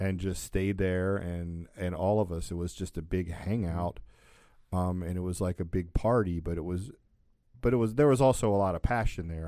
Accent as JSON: {"language": "English", "town": "Catonsville", "region": "Maryland", "country": "United States", "also_born_or_lived": "Kansas", "said": "I was from Catonsville"}